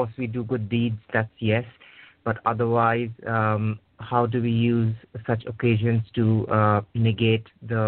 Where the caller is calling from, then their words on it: United Kingdom; I'm calling from the United Kingdom.